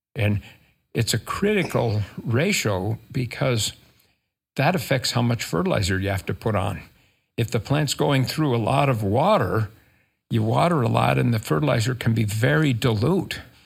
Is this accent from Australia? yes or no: no; rural Minnesota, United States; moved away as an adult; also born or lived in California; now in Utah, United States; I grew up in Minnesota, rural Minnesota